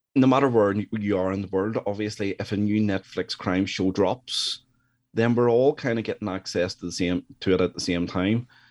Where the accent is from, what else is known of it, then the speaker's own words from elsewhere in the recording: Northern Ireland, United Kingdom; I'm from Northern Ireland.